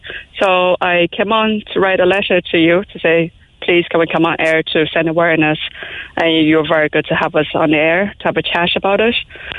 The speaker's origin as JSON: {"language": "English", "country": "Taiwan", "moved": "yes", "lives_now": "Cork, Ireland", "said": "I'm from Taiwan originally."}